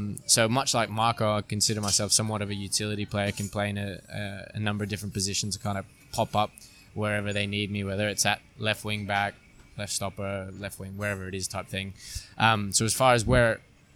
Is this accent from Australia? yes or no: yes; Australia; moved away as an adult; also born or lived in Singapore / Portugal / United States; now in Hong Kong; I spent most of my childhood in Australia, graduated from high school in Australia